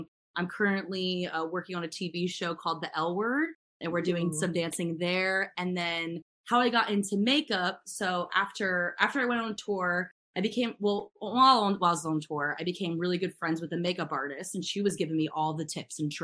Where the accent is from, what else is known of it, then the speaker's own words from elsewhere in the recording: Maryland, United States; moved away as an adult; also born or lived in Pittsburgh, Pennsylvania; now in Los Angeles, United States; I grew up in Maryland with Courtney